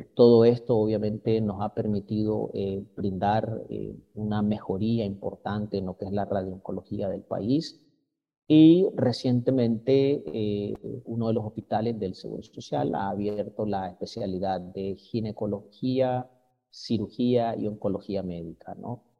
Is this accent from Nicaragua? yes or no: yes; Nicaragua; also born or lived in Mexico